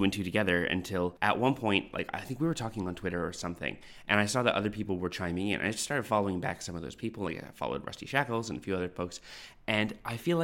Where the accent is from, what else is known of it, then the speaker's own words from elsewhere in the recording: Canada; moved away as an adult; now in Australia; I've been in Australia for 14 years, and I kind of forget that people exist in other places, because every time you say, oh, I'm from Canada